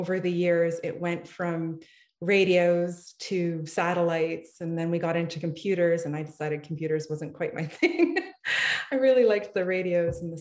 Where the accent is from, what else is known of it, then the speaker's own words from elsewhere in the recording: Ottawa, Ontario, Canada; I am from Ottawa, Ontario, Canada, and I grew up in a small town.